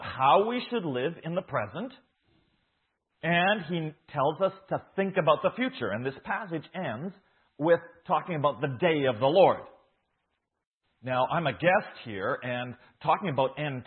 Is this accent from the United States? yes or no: no; Saskatchewan, Canada; moved away as an adult; now in Guatemala; I was born here in Saskatchewan. I was grew up in a farming community